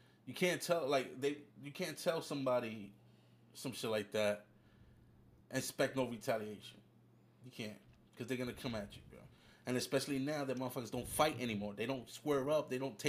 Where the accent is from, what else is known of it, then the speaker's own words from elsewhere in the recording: New York, United States; I'm from New York.